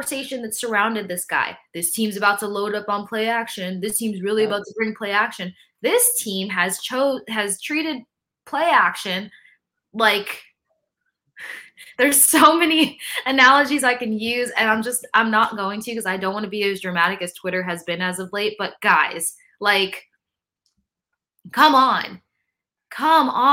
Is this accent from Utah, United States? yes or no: no; Tampa, Florida, United States; I grew up in Tampa